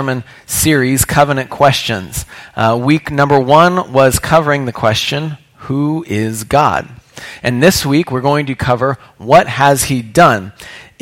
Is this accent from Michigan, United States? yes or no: no; Indianapolis, Indiana, United States; I grew up in Indianapolis. I am what you might call a Hoosier